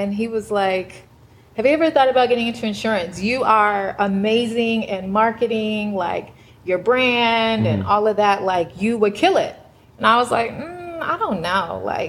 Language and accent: English; Atlanta, Georgia, United States; I'm from Atlanta